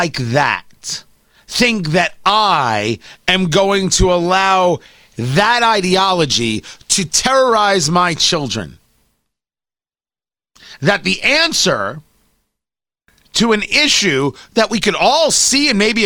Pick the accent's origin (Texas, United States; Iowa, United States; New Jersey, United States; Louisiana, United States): New Jersey, United States; growing up in New Jersey